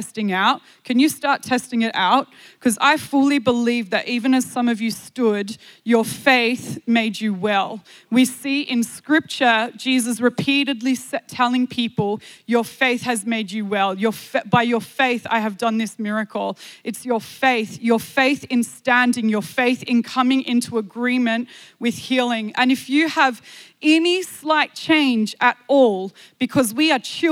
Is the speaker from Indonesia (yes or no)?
no; Australia; I am from Australia